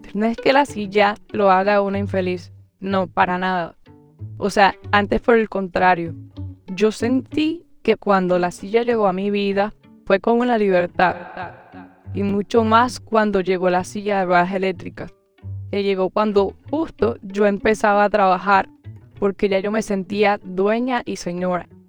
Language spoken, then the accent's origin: Spanish; Cartagena, Bolívar, Colombia; also born or lived in Barranquilla; nací en Barranquilla. Y más o menos desde que tengo unos dos años de edad vivo acá en Cartagena.